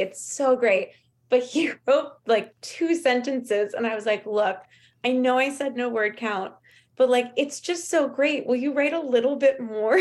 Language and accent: English; Los Angeles, California, United States; there was a lot available to us growing up in Los Angeles